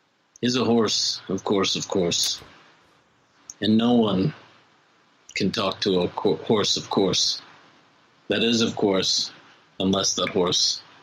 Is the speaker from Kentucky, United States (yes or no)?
yes; Kentucky, United States; I'm from Kentucky.